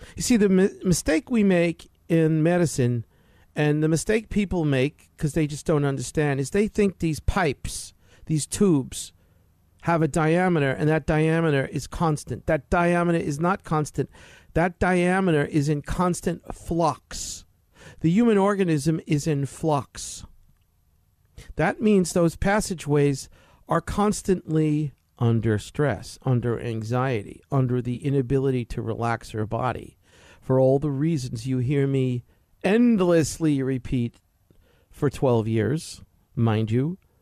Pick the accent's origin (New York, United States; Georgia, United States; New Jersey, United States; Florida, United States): New York, United States; New York City; moved away; I grew up in New York City